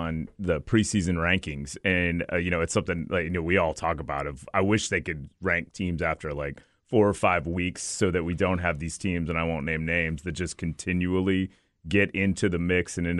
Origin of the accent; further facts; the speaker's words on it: Austin, Texas, United States; I went to St. Michael's. I grew up in Oak Hill, so I technically would have gone to Bowie, and then we moved to Westlake when I was a sophomore